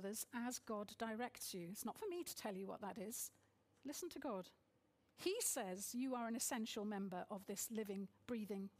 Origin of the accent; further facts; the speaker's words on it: United Kingdom; being very British culturally, despite having mixed heritage